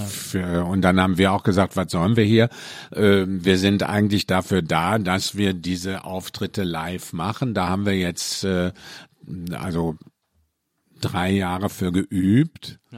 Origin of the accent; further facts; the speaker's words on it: Mülheim an der Ruhr, North Rhine-Westphalia, Germany; moved away; also born or lived in Cologne; bin aus dem Ruhrpott, also aus München. Müller am Ruhr